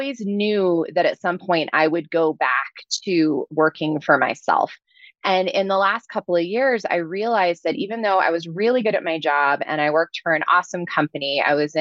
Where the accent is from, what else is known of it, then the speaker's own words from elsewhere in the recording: New Jersey, United States; moved away; I'm originally from New Jersey, so I'm a little bit of a fast talker